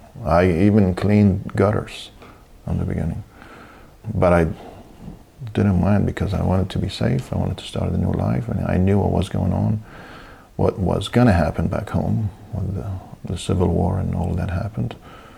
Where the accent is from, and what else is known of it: Baghdad, Baghdad Governorate, Iraq; born or raised there; moved away as an adult; also born or lived in Cyprus / England; now in United States